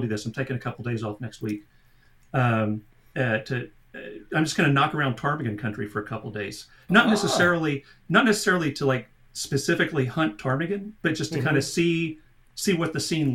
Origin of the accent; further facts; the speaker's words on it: Norman, Oklahoma, United States; I'm a lifelong Oklahoman, sooner born, sooner bred.